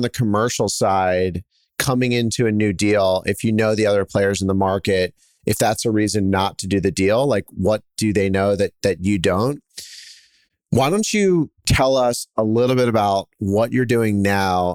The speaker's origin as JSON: {"language": "English", "town": "Philadelphia", "region": "Pennsylvania", "country": "United States", "said": "I'm from Philadelphia"}